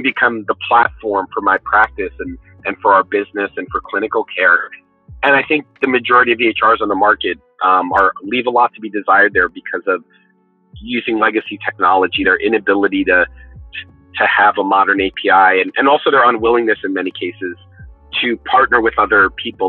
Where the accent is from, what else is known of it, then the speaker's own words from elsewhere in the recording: New York City, New York, United States; I, was born and raised in New York City